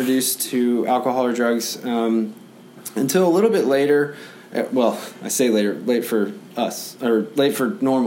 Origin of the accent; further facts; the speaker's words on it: San Antonio, Texas, United States; I was born in San Antonio